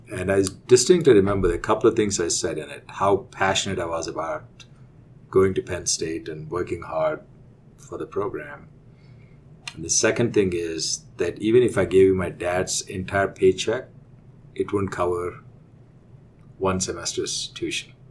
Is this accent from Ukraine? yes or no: no; India; moved away as an adult; now in United States; we'll we'll go back from the uh, time I was growing up in India. Um, I did my undergrad in India, in uh, believe it or not, in agriculture. So when I finished my undergrad, I really wanted to come to the U.S.